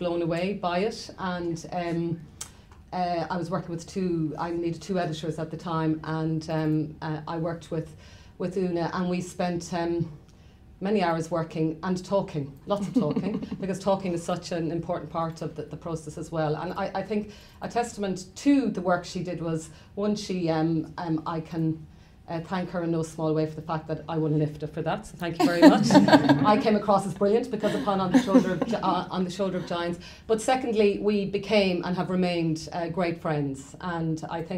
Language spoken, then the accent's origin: English; Ireland; as Irish people